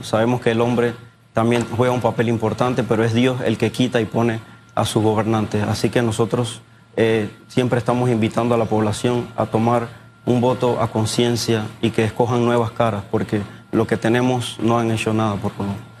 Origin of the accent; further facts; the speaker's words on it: Panama; todos somos panameños